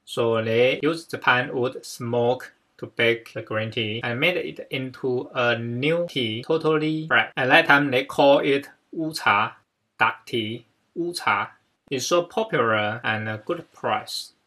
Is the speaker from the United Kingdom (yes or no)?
no; China; from China